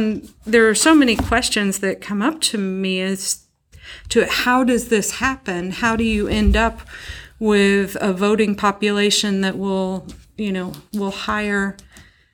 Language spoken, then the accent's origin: English; McCracken County, Western Kentucky, United States; I'm from Western Kentucky, from McCracken County, and now they have a McCracken County public school system. When I was a kid, there was Lone Oak, Reedland, and Heath